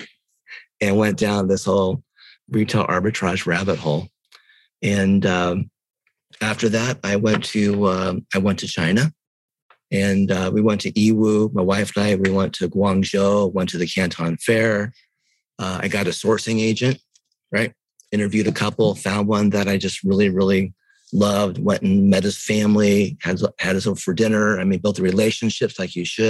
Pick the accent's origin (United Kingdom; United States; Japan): Japan; moved away; also born or lived in Chiang Mai, Thailand; I was born in Japan